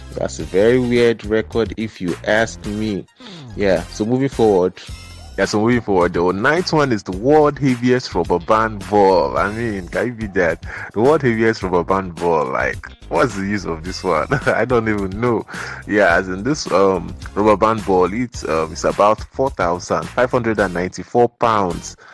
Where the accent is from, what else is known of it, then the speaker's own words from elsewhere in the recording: Nigeria; we were told as kids, man, as Nigerian kids